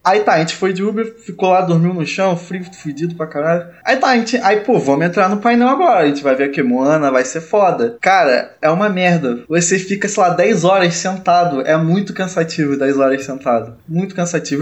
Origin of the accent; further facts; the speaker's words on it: Rio de Janeiro, Brazil; eu também sou carioca